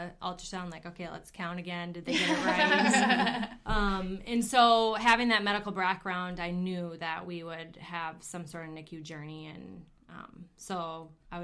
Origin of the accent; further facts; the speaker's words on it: Minneapolis, Minnesota, United States; moved away; I'm originally from the Minneapolis area